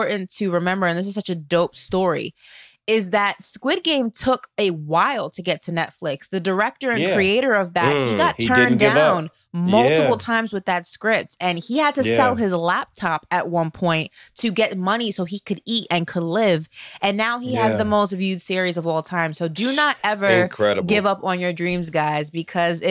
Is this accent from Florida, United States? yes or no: no; New York, United States; growing up in New York with the Rough Riders, it was a vibe.